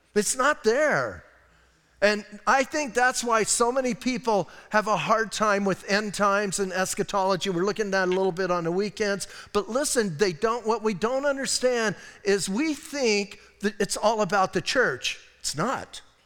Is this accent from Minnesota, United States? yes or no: no; Bisbee, Arizona, United States; I'm from Bisbee, I can be weird